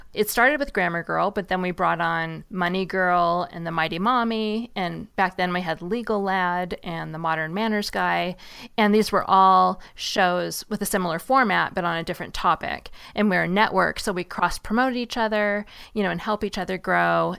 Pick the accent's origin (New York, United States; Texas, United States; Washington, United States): Washington, United States; Seattle; I grew up in Seattle